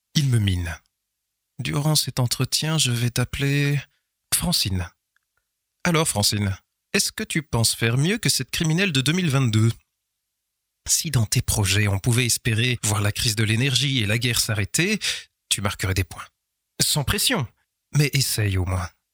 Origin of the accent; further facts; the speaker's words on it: Nivelles, Wallonia, Belgium; ma ville natale